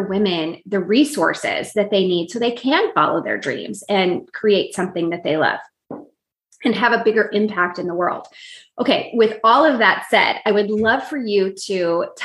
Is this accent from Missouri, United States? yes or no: yes; St. Louis, Missouri, United States; I grew up in the St. Louis area, so I'm a big Cardinals fan